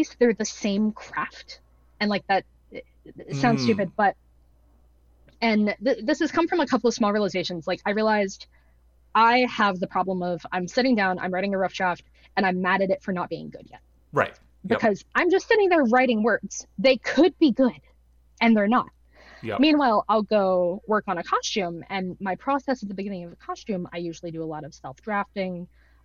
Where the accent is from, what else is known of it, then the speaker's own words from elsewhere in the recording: Georgia, United States; moved away; I went to school in Atlanta. I grew up in Georgia